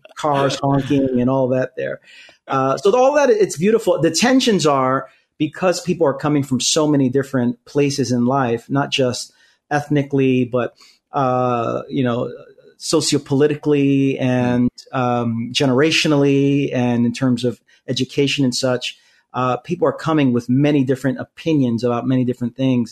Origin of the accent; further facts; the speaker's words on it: New York City, New York, United States; also born or lived in Queens, New York; born and raised in Brooklyn, New York, and live in Queens